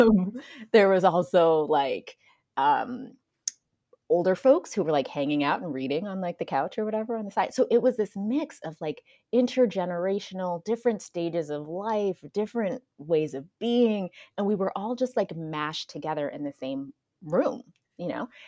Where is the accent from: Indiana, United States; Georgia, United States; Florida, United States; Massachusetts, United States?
Florida, United States; moved away as an adult; also born or lived in Seattle / Pacific Northwest / Hawaii; now in California, United States; I grew up in Florida, and then in my early adulthood, I also moved to Seattle